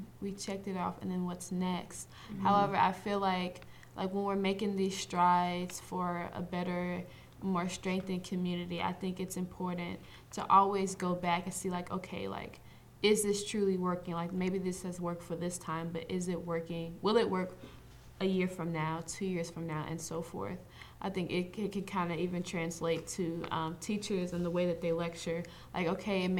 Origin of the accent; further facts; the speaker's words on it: Midwest, United States; I grew up in the Midwest